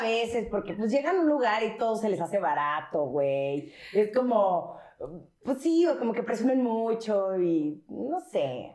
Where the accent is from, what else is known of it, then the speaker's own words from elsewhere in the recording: Mexico City, Mexico; nosotros somos los chilangos